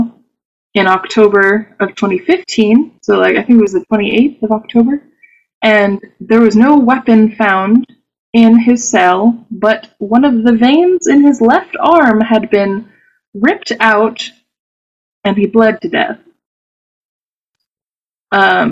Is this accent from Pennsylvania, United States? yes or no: no; Clemmons, North Carolina, United States; I'm from Clemens, North Carolina, which is a tiny village suburb of Winston-Salem